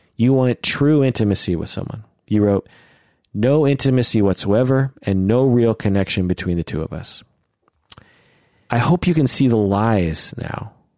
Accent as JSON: {"language": "English", "region": "Pacific Northwest", "country": "United States", "tie": "born or raised there", "said": "I was born and raised in the Pacific Northwest."}